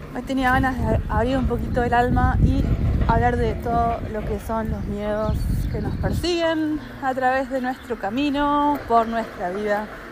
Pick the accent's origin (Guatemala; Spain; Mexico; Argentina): Argentina; yo soy argentina